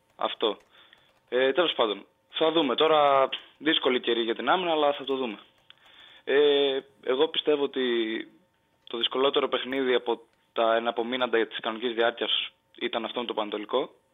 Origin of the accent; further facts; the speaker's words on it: Kastoria, Western Macedonia, Greece; την πόλη μου πριν την Καστοριά